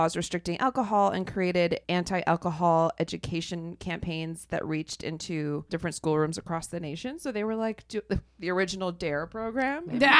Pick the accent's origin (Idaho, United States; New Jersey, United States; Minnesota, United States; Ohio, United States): Ohio, United States; my hometown or my home state.